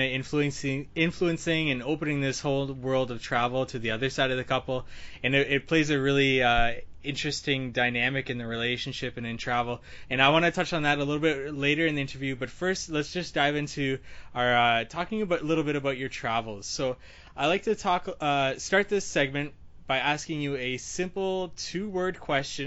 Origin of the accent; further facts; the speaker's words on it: Canada; we're from Canada, we're based in Toronto